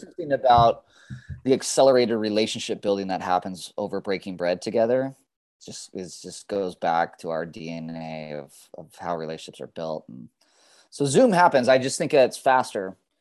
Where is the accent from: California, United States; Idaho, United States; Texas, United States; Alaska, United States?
California, United States; Dana Point; also born or lived in Berkeley; my hometown of Dana Point